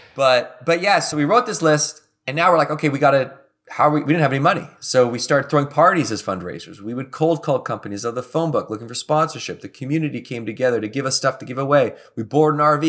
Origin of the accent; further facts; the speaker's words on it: Victoria, British Columbia, Canada; I grew up in Victoria, British Columbia, and I went to work in Banff, Alberta.